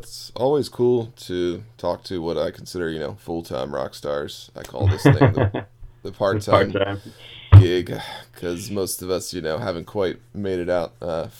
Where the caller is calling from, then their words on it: Baltimore, Maryland, United States; I'm calling you from Maryland or Baltimore.